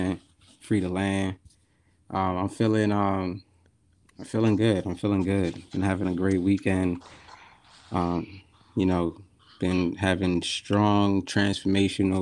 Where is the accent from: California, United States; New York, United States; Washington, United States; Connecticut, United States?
New York, United States; New York City; I am from Brooklyn